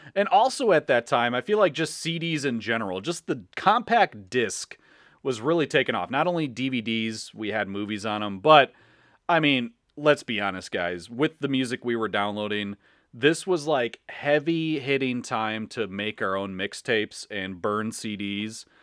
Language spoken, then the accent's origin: English; Chicago, Illinois, United States; we're from the Chicagoland area. We're from the Midwest